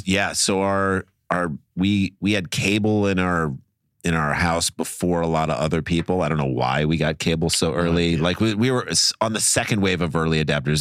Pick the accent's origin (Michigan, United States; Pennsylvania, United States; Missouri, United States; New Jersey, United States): Missouri, United States; St. Louis; moved away; we're from St. Louis.